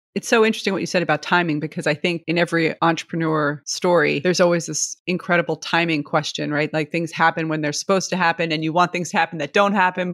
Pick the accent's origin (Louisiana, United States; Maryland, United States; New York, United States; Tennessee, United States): New York, United States; New York City; a friend who I grew up with in Brooklyn